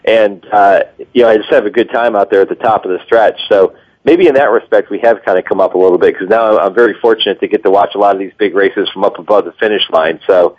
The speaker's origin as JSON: {"language": "English", "region": "Massachusetts", "country": "United States", "tie": "born or raised there", "moved": "as an adult", "lives_now": "Kentucky, United States", "said": "I grew up loving horse racing. That's why I moved from Massachusetts to Kentucky back in 97, just to get involved with the sport."}